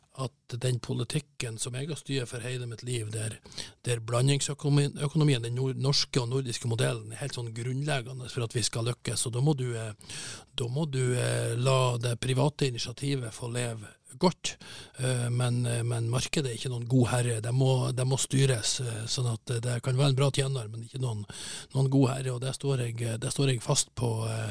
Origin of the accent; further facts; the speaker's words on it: Northern Norway, Norway; jeg er jo fra Nord-Norge